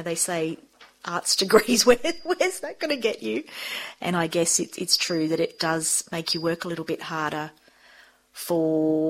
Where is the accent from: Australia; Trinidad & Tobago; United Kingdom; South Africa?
Australia; Sydney, New South Wales; So I grew up in Sydney, though, and I studied at school.